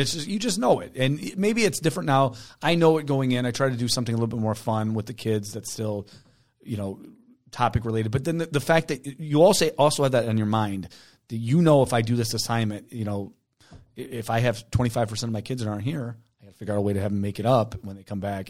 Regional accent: Taylor, United States; moved away; I grew up in Taylor.

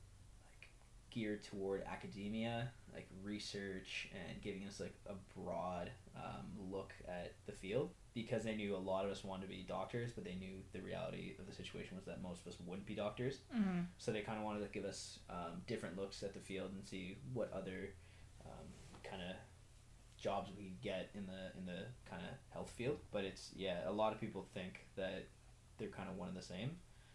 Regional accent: Ottawa, Ontario, Canada; also born or lived in Iran / Toronto / Alliston; I was born in Iran, and then we immigrated to Canada when I was 6. Lived in Ottawa. First we were in Toronto, then in Ottawa.

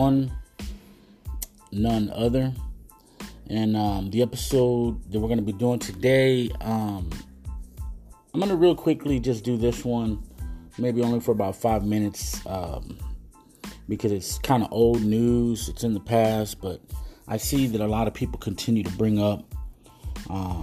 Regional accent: United States

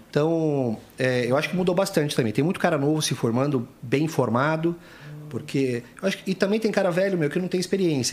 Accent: Foz do Iguaçu, Paraná, Brazil; moved away; also born or lived in São Paulo; eu sou nascido em São Paulo, mas eu fui com um ano de idade para Foz, então eu me considero um paranaense

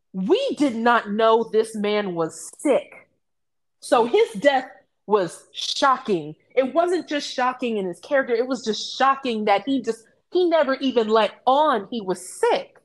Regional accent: United States; here in the United States, we as African Americans

